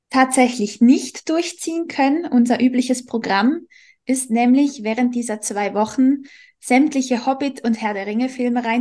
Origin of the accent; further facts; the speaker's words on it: Switzerland; bei uns in der Schweiz